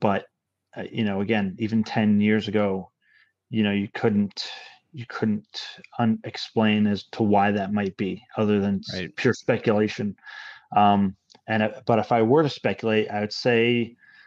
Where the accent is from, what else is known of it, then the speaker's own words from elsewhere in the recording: Hudson Valley, New York, United States; But the Hudson Valley, you know, I guess I'm fortunate enough to grow up that. I grew up in this area